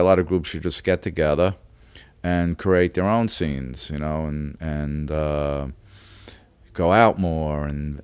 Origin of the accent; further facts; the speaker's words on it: New York City, New York, United States; growing up in Brooklyn, it's a very rough neighborhood.